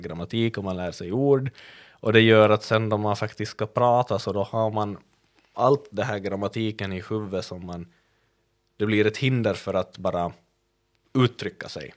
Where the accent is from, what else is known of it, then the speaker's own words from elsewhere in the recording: Kvevlax, Ostrobothnia, Finland; moved away; min hemby Kvävlax och prata den dialekt jag är uppvuxen med